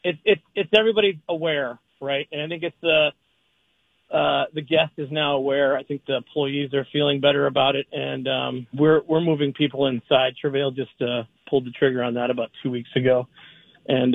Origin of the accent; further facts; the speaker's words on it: Prior Lake, Minnesota, United States; also born or lived in Savage, Minnesota; my hometown down in Prior Lake and Savage